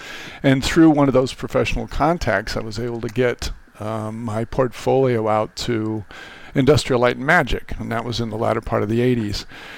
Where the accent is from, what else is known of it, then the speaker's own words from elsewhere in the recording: St. Cloud, Minnesota, United States; now in Virginia, United States; I was born in Minneapolis and raised in St. Cloud, which, as you know, is just a little bit north.